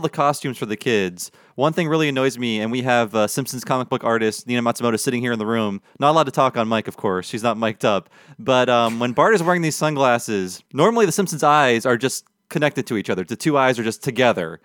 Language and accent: English; United States; I grew up in America